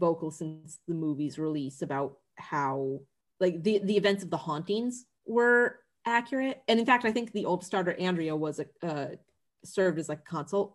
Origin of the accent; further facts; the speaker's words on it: Northern Connecticut, United States; accent: Massachusetts, like Worcester; I'm from Northern Connecticut. Like my hometown is right on the border.